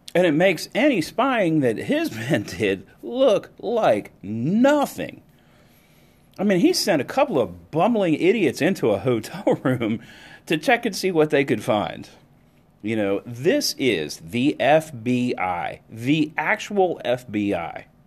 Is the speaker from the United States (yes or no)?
yes; United States; as an American